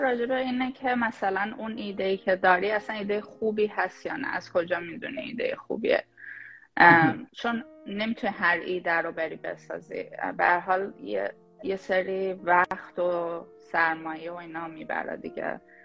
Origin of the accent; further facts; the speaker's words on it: Shahrud, Semnan, Iran; moved away as an adult; also born or lived in Tehran; now in United States; من اهل شاه رودم برای اون کسایی که نمیدونن یه شهر توی استان سمنان